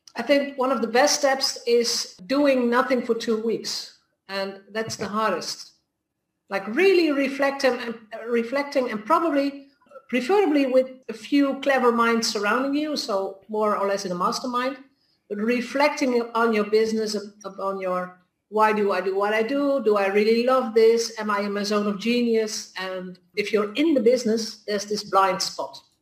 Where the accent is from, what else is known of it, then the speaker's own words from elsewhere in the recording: Netherlands; I'm from the Netherlands